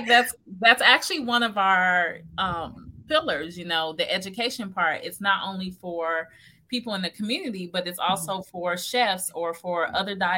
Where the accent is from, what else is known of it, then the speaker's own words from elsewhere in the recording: Tennessee, United States; moved away; I'm originally from Tennessee.